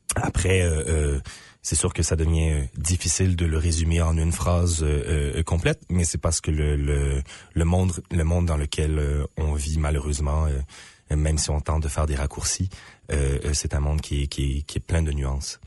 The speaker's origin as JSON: {"language": "French", "town": "Moncton", "region": "New Brunswick", "country": "Canada", "tie": "born or raised there", "said": "je suis originaire de Moncton au Nouveau-Brunswick"}